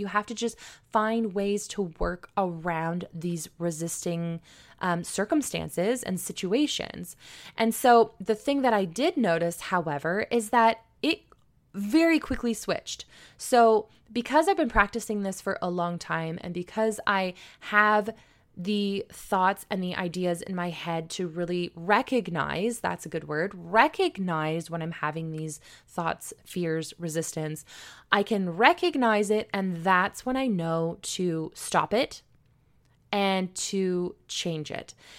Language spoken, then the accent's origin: English; St. Marys, Ontario, Canada; born or raised there